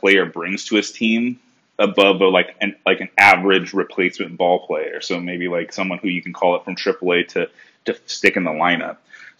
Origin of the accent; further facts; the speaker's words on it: California, United States; this show is called A Cali Green Monsta Show because I'm from California and I'm a Red Sox fan.